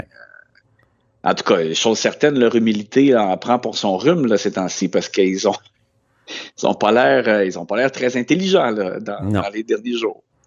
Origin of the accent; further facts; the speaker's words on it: Quebec, Canada; chez nous au Québec